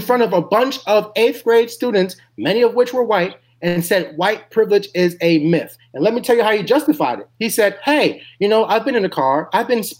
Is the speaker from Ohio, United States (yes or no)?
no; New York, United States; my home state of New York